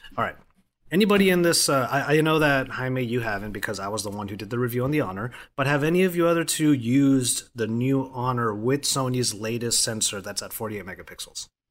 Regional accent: Philippines; as a Filipino

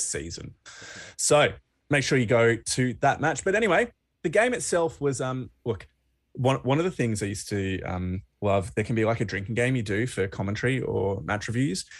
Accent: Australia; as a Australian rugby fan

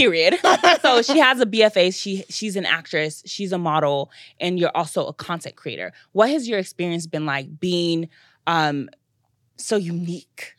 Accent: United States; I'm actually American

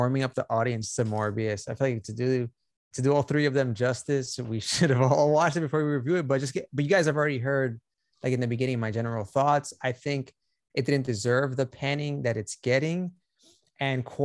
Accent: New York City, New York, United States; being a New Yorker

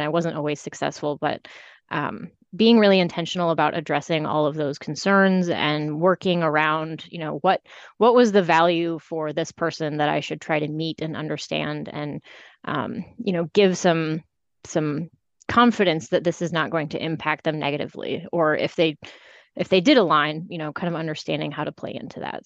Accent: Iowa, United States; moved away as an adult; also born or lived in California / Chicago / Seattle; now in Elgin, United States; I grew up in Iowa

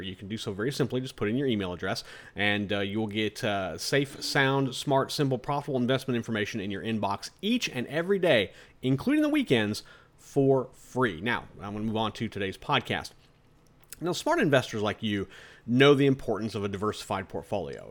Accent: United States; We're American investors

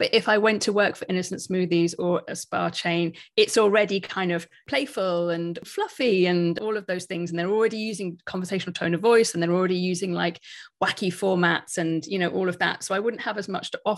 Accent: United Kingdom; we're all British

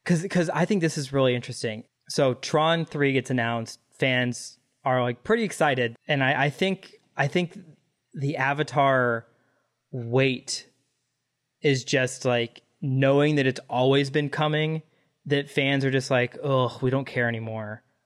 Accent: Dallas, Texas, United States; I grew up in Dallas

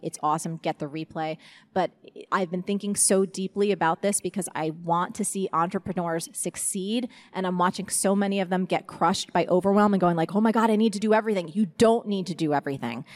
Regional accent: New Jersey, United States; I'm from Jersey

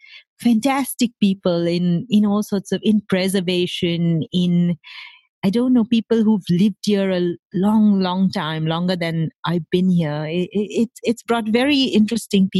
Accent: Mumbai, Maharashtra, India; moved away as an adult; now in San Jose, United States; I grew up in Mumbai in India

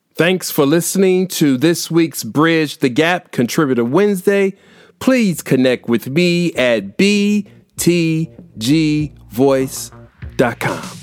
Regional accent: Indiana, United States; here in my home state of Indiana

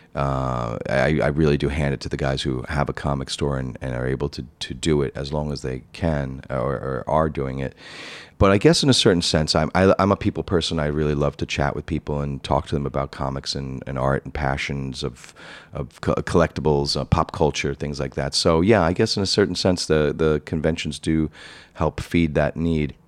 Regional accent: New York City, New York, United States; now in Manhattan, United States; as a kid growing up in Rockaway Beach, Queens, I grew up in a middle-class family

